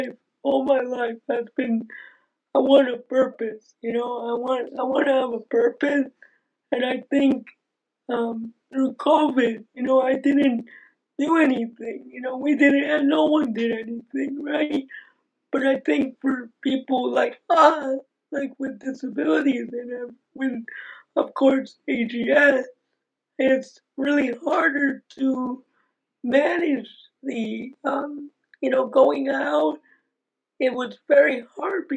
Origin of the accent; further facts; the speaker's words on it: New Jersey, United States; also born or lived in Cincinnati, Ohio; I live in New Jersey